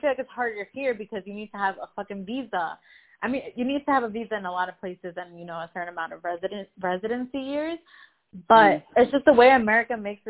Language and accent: English; United States; also born or lived in Los Angeles, United States; now in Miami, United States; sometimes I'm embarrassed to say that I'm American